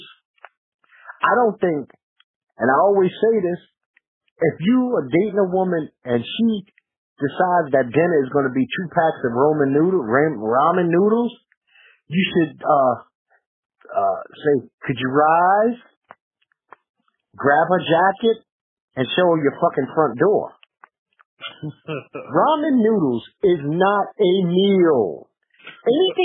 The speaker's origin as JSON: {"language": "English", "region": "New York", "country": "United States", "said": "I'm from New York"}